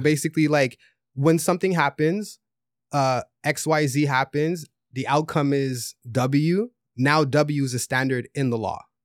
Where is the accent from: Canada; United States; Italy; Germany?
Canada; Quebec; born or raised there